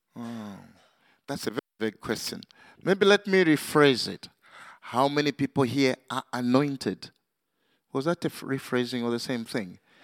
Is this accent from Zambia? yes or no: yes; Zambia; also born or lived in Manchester, United Kingdom; Zambia, uh, uh, my home country